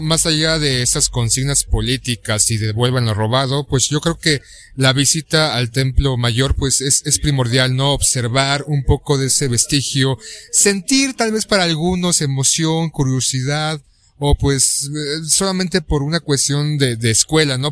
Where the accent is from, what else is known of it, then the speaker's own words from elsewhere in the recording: Mexico; soy un mexicano más